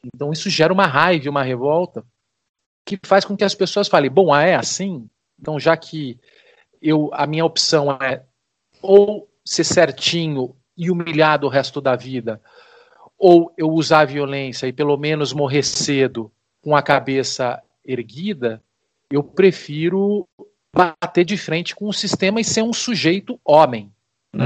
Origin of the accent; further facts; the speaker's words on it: Brazil; a gente, é, como brasileiro